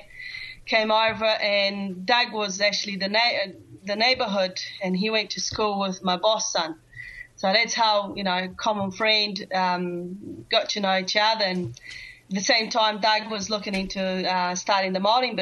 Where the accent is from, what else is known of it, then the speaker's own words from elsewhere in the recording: Central-West, Brazil; English is a second language; moved away as an adult; now in New Zealand; I'm from Brazil. I decided to learn English.